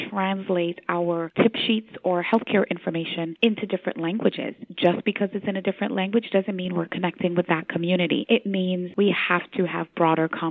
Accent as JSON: {"language": "English", "town": "Georgetown", "region": "Demerara-Mahaica", "country": "Guyana", "tie": "born or raised there", "said": "I am Caribbean born from Georgetown, Guyana"}